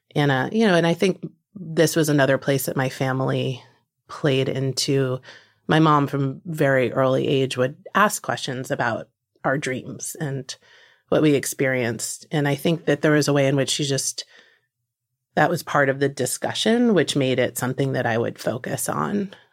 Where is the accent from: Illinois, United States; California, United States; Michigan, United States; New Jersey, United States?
New Jersey, United States; moved away; one of my very closest friends from growing up in New Jersey